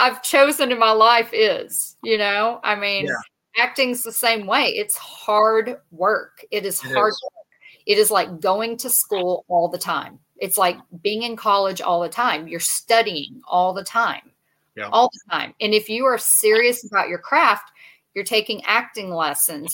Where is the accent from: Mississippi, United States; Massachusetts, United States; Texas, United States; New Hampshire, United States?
Texas, United States; I'm from Texas